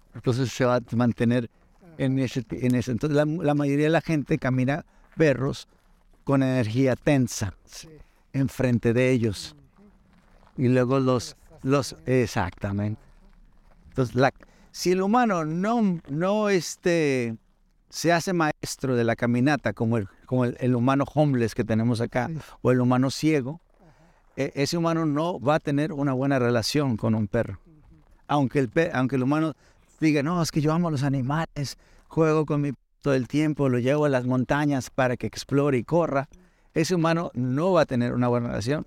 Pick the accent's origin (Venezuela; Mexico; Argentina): Mexico; now in United States; Me encanta México me encanta de dónde vengo, mis ancestros